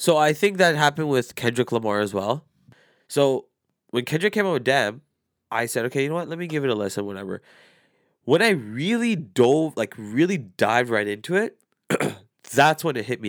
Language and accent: English; Canada; I was born and raised here